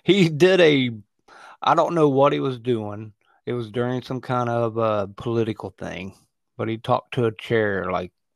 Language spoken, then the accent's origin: English; West Virginia, United States; I grew up in West by God, Virginia